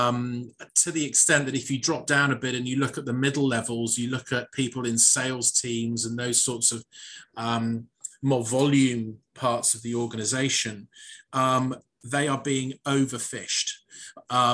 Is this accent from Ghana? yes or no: no; United Kingdom; I am a Brit